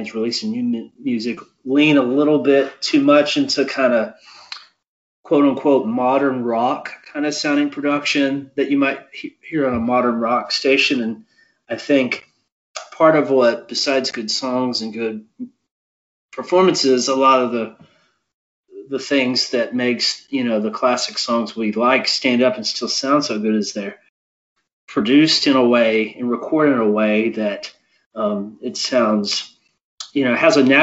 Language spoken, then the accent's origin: English; Maryland, United States; Parents from Illinois, growing up in Maryland, I think are kind of that.